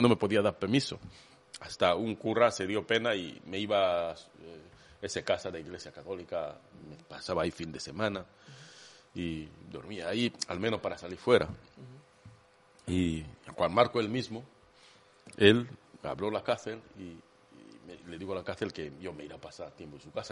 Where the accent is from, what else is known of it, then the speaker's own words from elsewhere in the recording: Kenya; Spanish is a second language; moved away as an adult; now in Spain; mi tribu, hablaba Kikuyu